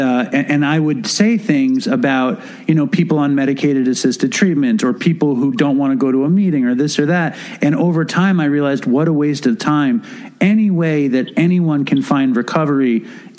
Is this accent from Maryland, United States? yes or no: no; New York, United States; I'm Jewish. I'm from New York